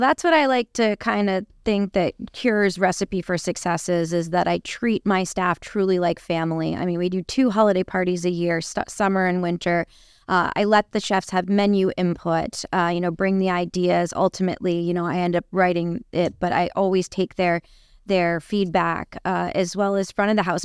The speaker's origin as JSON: {"language": "English", "area": "Seacoast", "region": "New Hampshire", "country": "United States", "tie": "born or raised there", "said": "born and raised, uh, salt of this earth right here."}